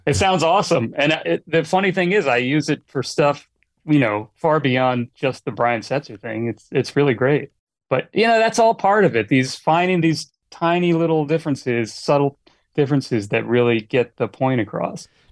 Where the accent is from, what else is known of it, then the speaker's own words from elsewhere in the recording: Annapolis, Maryland, United States; moved away as an adult; now in Los Angeles, United States; I grew up in Annapolis, Maryland